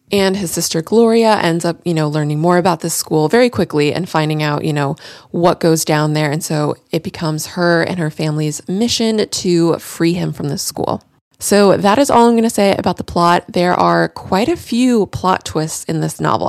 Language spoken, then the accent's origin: English; Central Florida, United States; I'm more from Central Florida